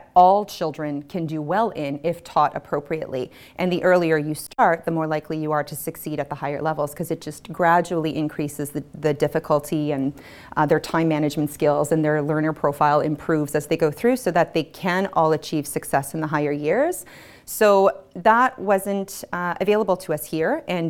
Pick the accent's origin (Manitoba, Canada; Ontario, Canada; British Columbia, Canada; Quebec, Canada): Manitoba, Canada; Winnipeg; also born or lived in Halifax, Nova Scotia / Montreal; now in Moncton, Canada; I grew up in Winnipeg, and we lived in Halifax, Nova Scotia, Montreal before settling here.